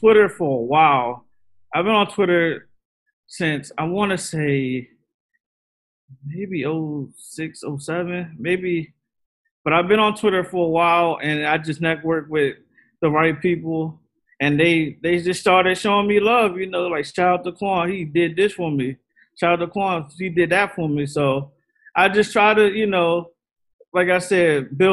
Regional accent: south of Annapolis, Maryland, United States; It's like from like around Annapolis area, like south of Annapolis. It's like country. But I'm from around that area

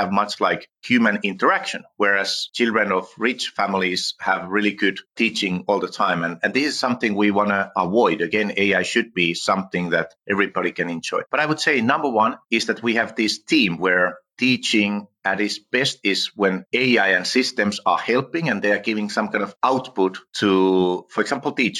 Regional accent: Finland; first language Finnish; English is a second language; I'm from Finland

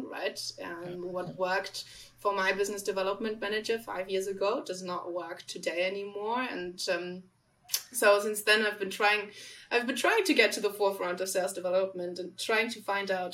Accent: Germany; accent: German; English is a second language; moved away as an adult; now in London, United Kingdom; You probably caught onto my accent. I'm not from London. I am from Germany. I've been trying to get rid of this German little hit of accent in my English

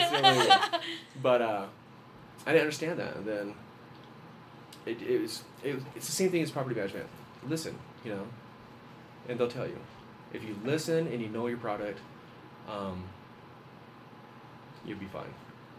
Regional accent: White Mountains, Arizona, United States; also born or lived in Roswell, New Mexico; now in Flagstaff, United States; I'm originally from Roswell, New Mexico. Okay. Grew up in the White Mountains, graduated, married, three kids.

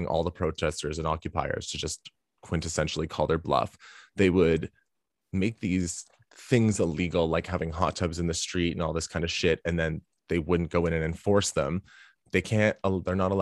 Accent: Canada; I'm Canadian

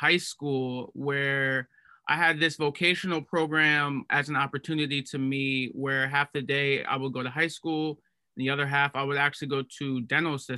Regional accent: Cleveland, Ohio, United States; moved away as an adult; now in Boston, United States; I'm originally from Cleveland, Ohio, and right now I'm at Tufts University

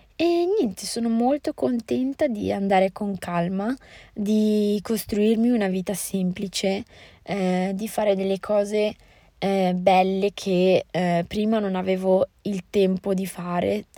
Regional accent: Italy; also born or lived in Morocco; per noi italiani

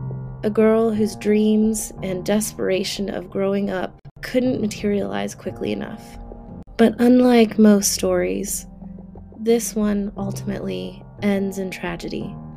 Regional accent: Fairmont, West Virginia, United States; my hometown of Fairmont, West Virginia

